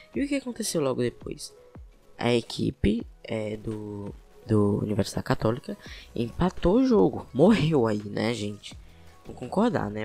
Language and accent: Portuguese; Brazil; como brasileiro